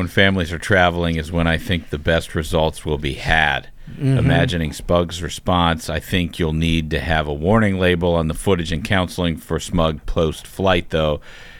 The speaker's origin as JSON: {"language": "English", "country": "Australia", "said": "As an Australian, I'm amused by the talk of the attacks on the animal kingdom."}